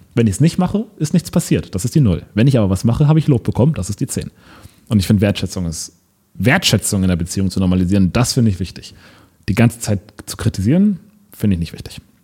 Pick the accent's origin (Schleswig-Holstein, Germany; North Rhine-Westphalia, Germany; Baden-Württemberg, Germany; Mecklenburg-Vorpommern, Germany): Schleswig-Holstein, Germany; Lübeck; moved away; in Lübeck, in meiner Heimatstadt, in meinem Elternhaus